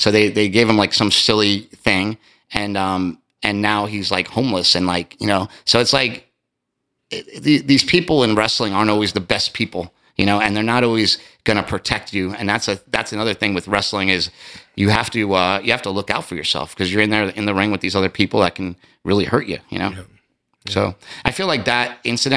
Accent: East Coast, United States; I'm from the East Coast

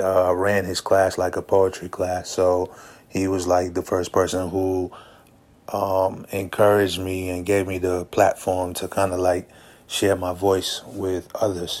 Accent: Prince George's County, Maryland, United States; growing up in Prince George's County, Maryland

